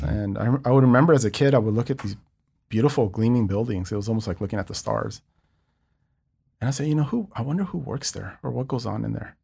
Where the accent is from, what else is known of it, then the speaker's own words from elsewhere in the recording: Los Angeles, California, United States; i'm incredibly proud of growing up in East Los Angeles.